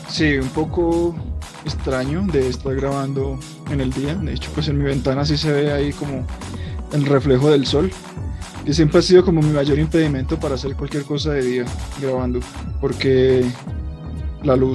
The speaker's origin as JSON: {"language": "Spanish", "country": "Colombia", "said": "digamos que con nosotros como colombianos nos puede emocionar mucho esta película porque es un homenaje a Colombia realmente."}